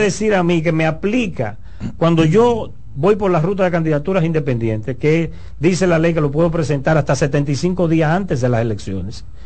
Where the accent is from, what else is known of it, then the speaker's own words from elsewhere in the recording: Dominican Republic; also born or lived in Santiago de los Caballeros (family) / South Korea; yo soy un dominicano